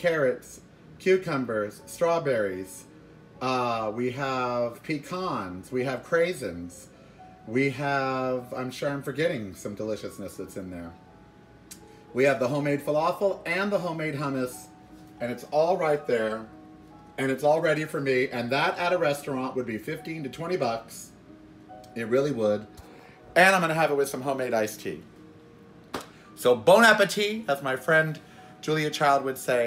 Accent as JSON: {"language": "English", "town": "Miami Beach", "region": "Florida", "country": "United States", "tie": "born or raised there", "said": "I was born in Miami Beach"}